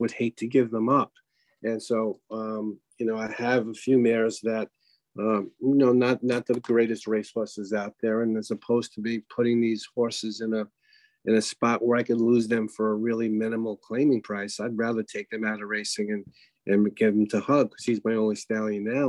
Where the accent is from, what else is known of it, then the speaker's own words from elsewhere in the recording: New York, United States; I was raised in New York